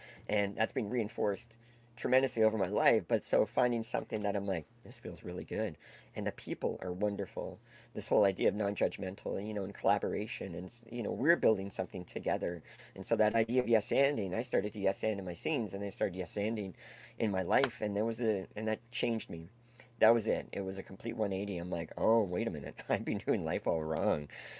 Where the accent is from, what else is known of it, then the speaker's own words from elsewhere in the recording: Toronto, Ontario, Canada; But I grew up in Etobicoke, a suburb of Toronto.